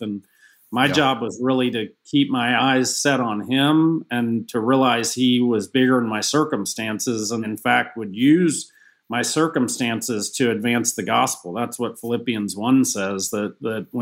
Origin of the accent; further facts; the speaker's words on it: Atlanta, Georgia, United States; Kind of got to retire with my hometown Falcons.